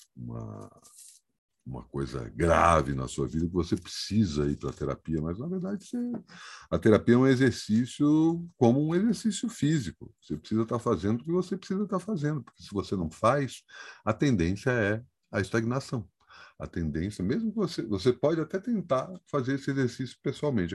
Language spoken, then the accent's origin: Portuguese; Brasília, Federal District, Brazil; eu sou brasiliense, eu não tenho alternativa a não ser brasiliense, né? Eu nasci em Brasília